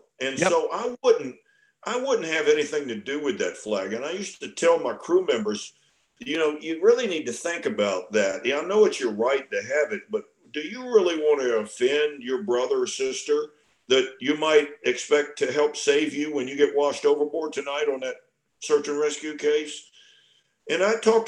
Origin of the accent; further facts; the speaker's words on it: Virginia, United States; I was born and raised in Virginia